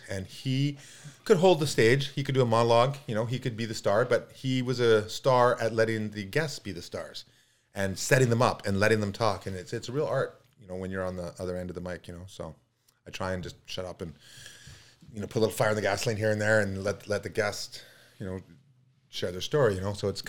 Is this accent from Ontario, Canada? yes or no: no; Kamloops, British Columbia, Canada; now in North Vancouver, Canada; Okay, my family's here in North Vancouver. I love it. I was raised in Kamloops. I've known Kamloops really well. I love riding Kamloops.